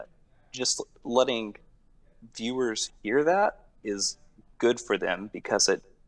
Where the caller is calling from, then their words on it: College Station, Texas, United States; College Station, Texas.